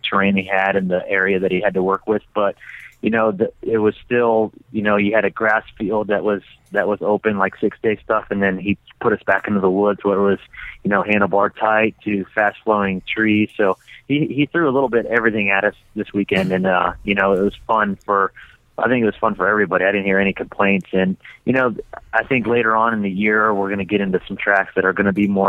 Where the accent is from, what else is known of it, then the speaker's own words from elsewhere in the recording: Ohio, United States; moved away as an adult; now in Idaho, United States; I've born and raised on the East Coast in Ohio and actually moved to Idaho about a year and a half ago